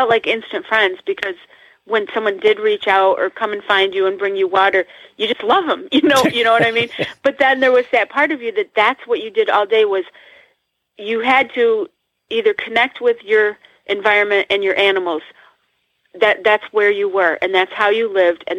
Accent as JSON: {"language": "English", "region": "Northeast", "country": "United States"}